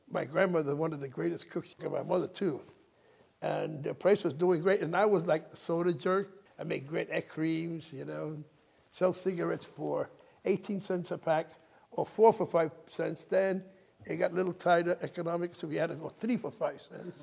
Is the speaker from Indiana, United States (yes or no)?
no; New York City, New York, United States; also born or lived in Manhattan, New York; we moved by 1942, right, World War II, into the Bronx. Well, then known as the South Bronx. Bronx was gorgeous then, you know, and that's where I was raised